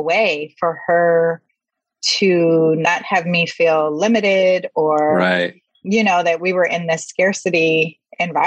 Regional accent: West Palm Beach, Florida, United States; I grew up in West Palm Beach, Florida

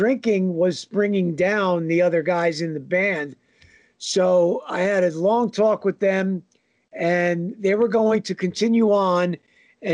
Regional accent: Northern New Jersey, United States; I'm a New Jersey guy and have been from day one. Northern New Jersey

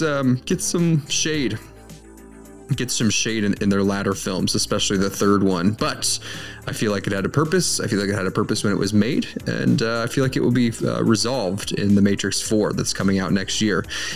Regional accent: Ireland; because I am an Irish man

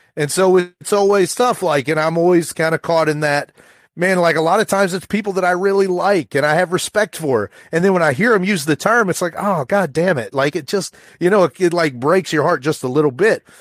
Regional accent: rural Appalachia, United States; rural Appalachia where, you know, the, my mom's boyfriend probably said the N-word every other word. And I'm sure I would have done that too from the age of seven to ten

